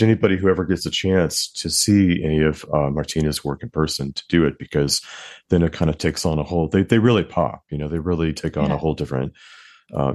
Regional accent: United States; now in New York, United States; I'm in New York, and I'm American and raised American

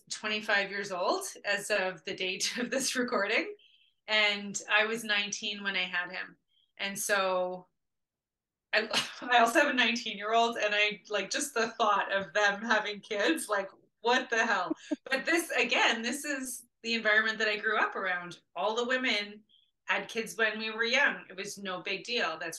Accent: Winnipeg, Manitoba, Canada; growing up in Winnipeg, in an area of the city that was like poverty all over the place

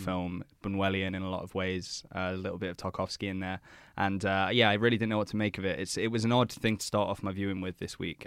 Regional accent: England, United Kingdom; being an Englishman myself

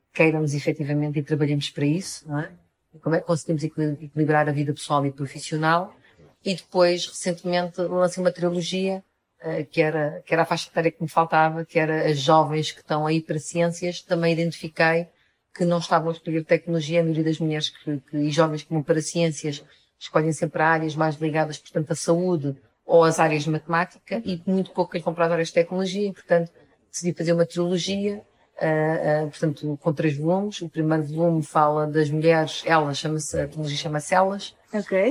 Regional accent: Almada, Lisbon, Portugal; also born or lived in Minho; now in Lisbon, Portugal; Eu nasci em Almada sou de, e atualmente moro em Lisboa.

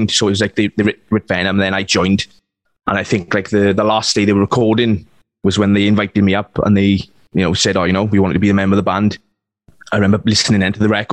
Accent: Wales, United Kingdom; being Welsh

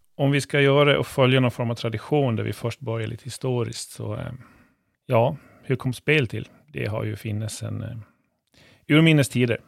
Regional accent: Gotland, Sweden; vi sitter här som gotlänningar

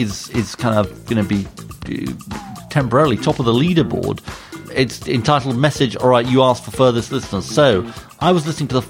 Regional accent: Yorkshire and the Humber, United Kingdom; According to the website, I checked on the distance from my hometown in Yorkshire to Shenzhen, the distance of nearly 11,400 miles.

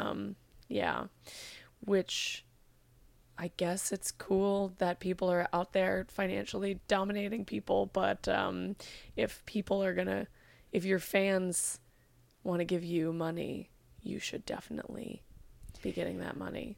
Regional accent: California, United States; I'm from California, so it is my cultural heritage

